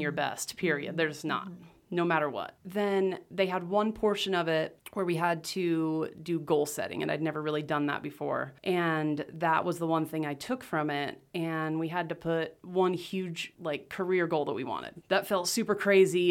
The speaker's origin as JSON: {"language": "English", "town": "Rathdrum", "region": "Idaho", "country": "United States", "tie": "born or raised there", "also_born_or_lived": "Las Vegas, Nevada", "said": "I grew up in Rathdrum, went to Lakeland"}